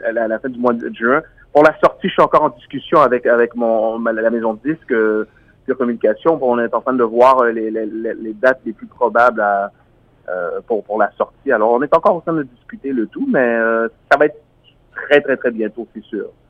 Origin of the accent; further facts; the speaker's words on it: Montreal, Quebec, Canada; moi je suis d'origine haïtienne, je suis né à Montréal